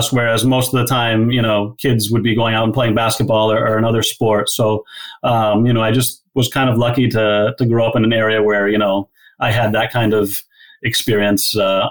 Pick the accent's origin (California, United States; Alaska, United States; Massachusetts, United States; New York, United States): Massachusetts, United States; Walpole; playing in my hometown of Walpole with friends and family that I grew up